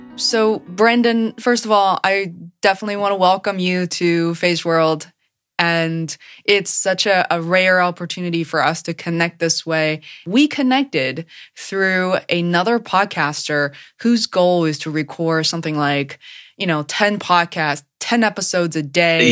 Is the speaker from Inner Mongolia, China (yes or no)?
no; Beijing, China; moved away as an adult; now in Boston, United States; as a Chinese person born and raised in China